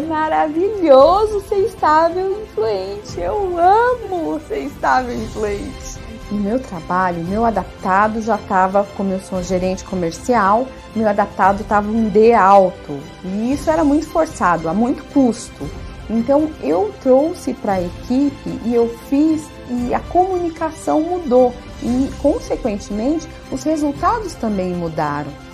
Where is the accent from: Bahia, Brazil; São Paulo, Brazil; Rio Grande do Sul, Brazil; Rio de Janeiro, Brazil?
São Paulo, Brazil; Diadema; eu sou de Diadema